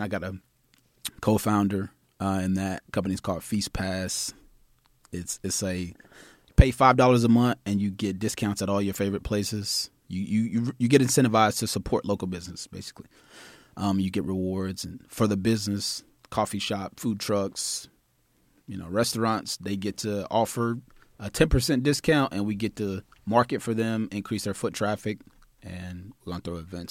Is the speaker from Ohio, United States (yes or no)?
no; Nashville, Tennessee, United States; moved away; also born or lived in Austin; we're in Austin right now, so I'm originally from Nashville.